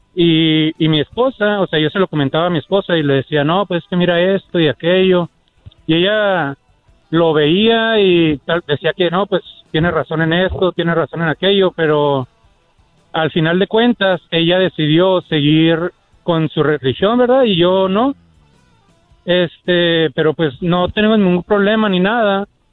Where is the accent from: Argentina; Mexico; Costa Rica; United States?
United States; nací en Estados Unidos, pero de padres mexicanos